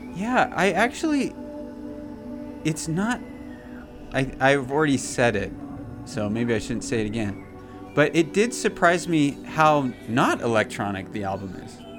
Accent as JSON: {"language": "English", "country": "United States", "tie": "born or raised there", "said": "growing up in America"}